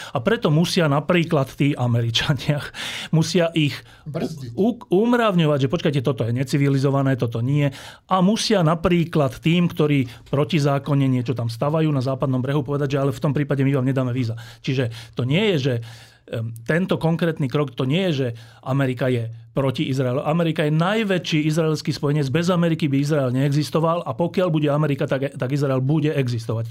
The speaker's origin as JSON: {"language": "Slovak", "town": "Bratislava", "region": "Bratislava Region", "country": "Slovakia", "tie": "born or raised there", "said": "Ja som e, sa narodil a celé detstvo som prežil v Petržalke"}